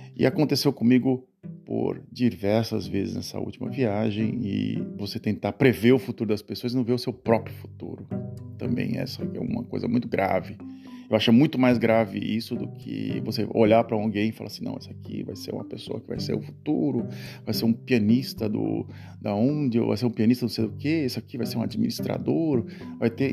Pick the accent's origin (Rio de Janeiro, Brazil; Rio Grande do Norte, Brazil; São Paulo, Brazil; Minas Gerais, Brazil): São Paulo, Brazil; Santos; moved away as an adult; now in Netherlands; é lá na, na cidade de Santos, onde eu nasci